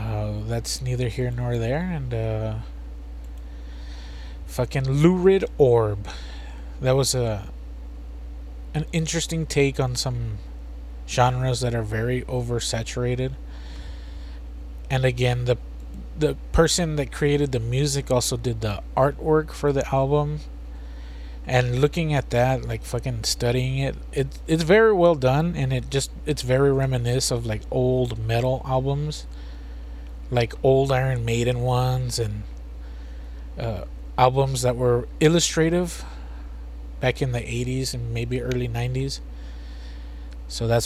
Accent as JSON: {"language": "English", "country": "United States", "said": "we're from the United States."}